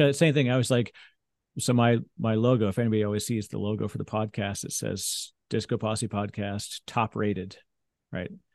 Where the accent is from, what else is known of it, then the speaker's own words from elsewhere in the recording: Canada; we're both Canadian